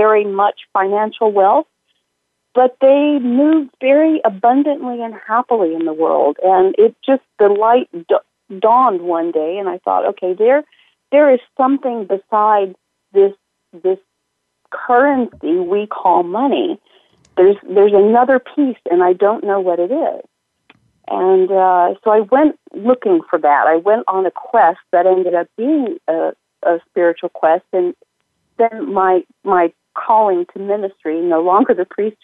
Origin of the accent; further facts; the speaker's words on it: northern Italy, Italy; moved away; also born or lived in United States; I was raised in northern Italy. I was born in the States, but did my elementary schooling in northern Italy